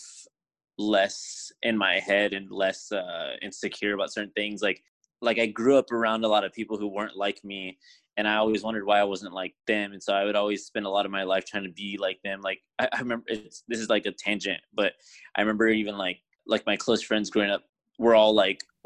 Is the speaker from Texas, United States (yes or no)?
yes; San Antonio, Texas, United States; I am from San Antonio, Texas